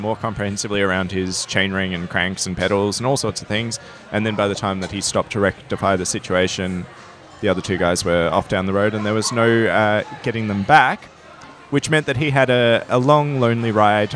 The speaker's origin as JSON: {"language": "English", "country": "Australia", "said": "I'm Australian"}